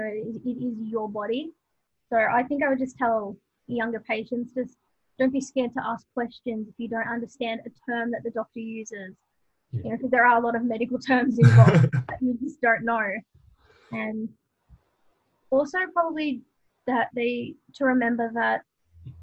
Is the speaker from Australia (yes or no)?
yes; Latrobe Valley, Victoria, Australia; I grew up in the Latrobe Valley, so about 2 hours away from Melbourne.